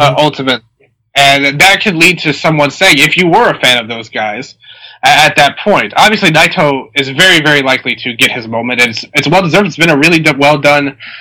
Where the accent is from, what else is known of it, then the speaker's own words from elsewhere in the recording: Tennessee, United States; I'm from Tennessee